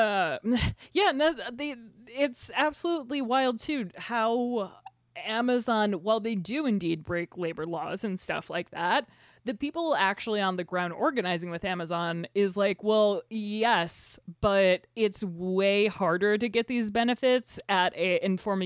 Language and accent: English; United States; We're American.